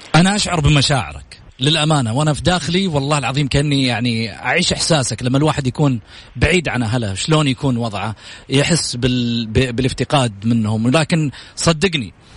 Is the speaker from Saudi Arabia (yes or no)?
yes; Saudi Arabia